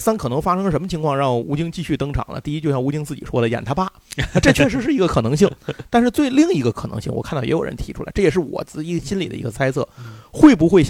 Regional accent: China; 我中国人掏钱拍

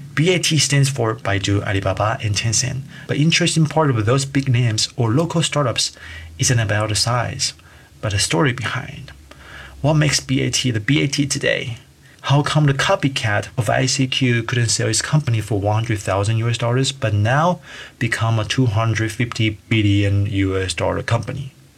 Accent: Taiwan; now in China; I'm from Taiwan

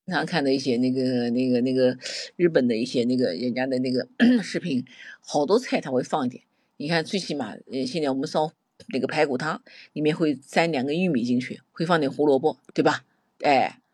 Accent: Nanjing, Jiangsu, China; 我们南京人经常把那个，那个胡，辣椒叫胡椒

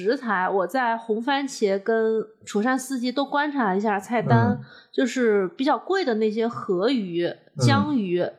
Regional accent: Hunan, China; 因为可能作为湖南人，然后学了川菜，就会对。 这个菜系怎么拔高，会有一些设想嘛。

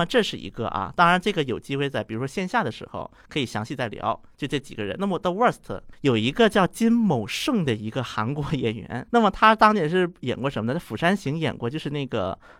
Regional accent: China; 包括一想到我是中国来的嘛

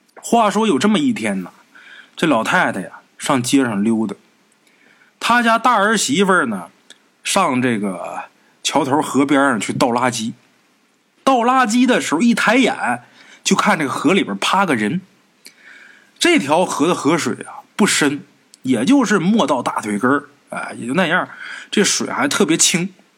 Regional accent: Northeast China, China; 这种情况过去啊，在咱们东北啊，比较常见

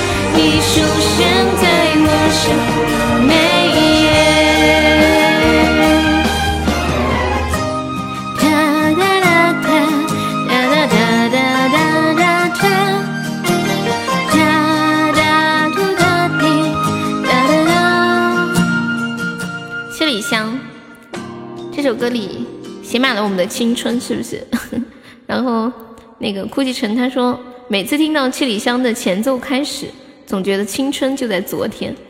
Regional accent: Northeast China, China; accent: Northeastern; 嗯，这东北口音，那可不，他们都说我是东北的，这儿完全没有疑问。

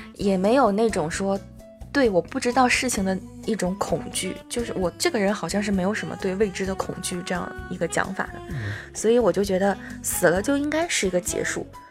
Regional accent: China; 我们中国人

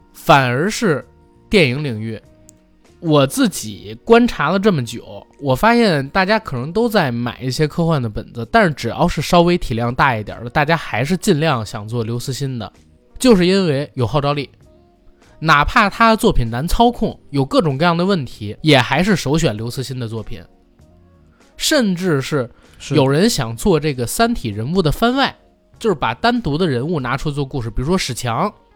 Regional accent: China; 我们中国人

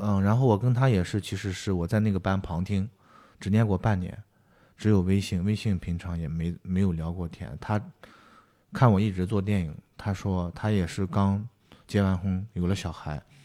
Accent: Shanxi, China; moved away; 比如说我是山西的

